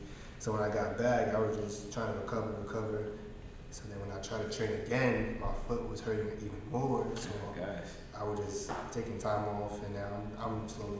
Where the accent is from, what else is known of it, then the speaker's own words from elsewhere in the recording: New York, United States; I'm from New York.